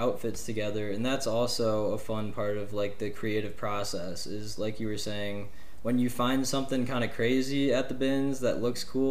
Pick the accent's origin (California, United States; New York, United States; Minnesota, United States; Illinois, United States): Illinois, United States; I'm from Illinois